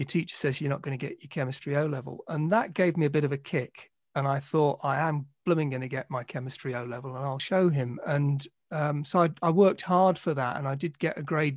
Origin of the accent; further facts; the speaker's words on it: London, United Kingdom; moved away as an adult; now in Manchester, United Kingdom; I grew up in Southeast London in Sydenham and Dulwich